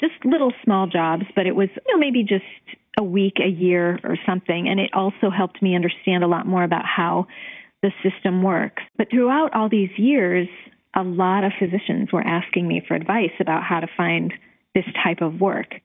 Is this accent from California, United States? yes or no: no; Cleveland, Ohio, United States; moved away as an adult; also born or lived in Chicago; I am from Cleveland and I went to college and medical school in Cleveland years ago